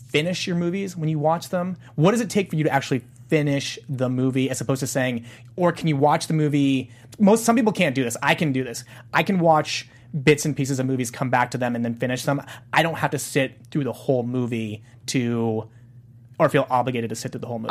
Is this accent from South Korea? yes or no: yes; South Korea; moved away; South Korea, my my home country in Pyeongchang